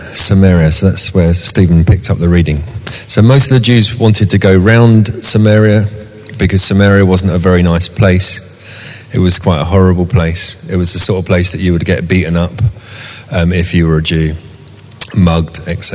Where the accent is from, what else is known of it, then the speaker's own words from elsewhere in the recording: Southall, London, United Kingdom; moved away as an adult; also born or lived in Shepherd's Bush; now in Sunbury, United Kingdom; I grew up in Southall, and I lived in the same house